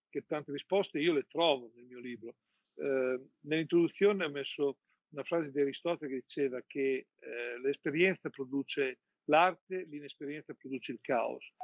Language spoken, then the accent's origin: Italian; Emilia-Romagna, Italy; io sono innamorato eh, di due panettoni che sono legati alla mia terra. Uno è il marzapane romagnolo